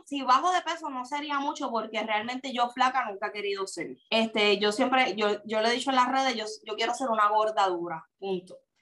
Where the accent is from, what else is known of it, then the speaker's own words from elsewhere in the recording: Puerto Rico; soy de Puerto Rico.